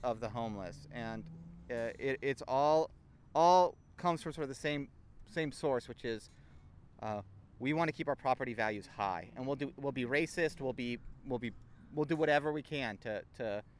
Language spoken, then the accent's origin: English; Manhattan Beach, California, United States; I grew up in Manhattan Beach.